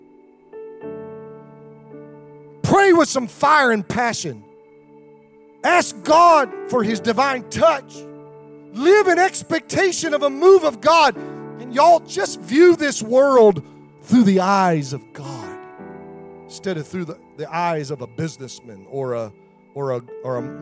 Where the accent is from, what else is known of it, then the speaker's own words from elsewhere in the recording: Pennsylvania, United States; I grew up around farmers in Pennsylvania